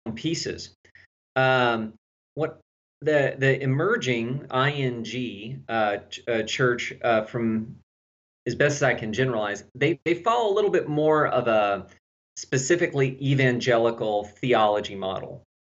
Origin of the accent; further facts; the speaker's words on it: Texas, United States; accent: slight southern; now in Tennessee, United States; I'm from Texas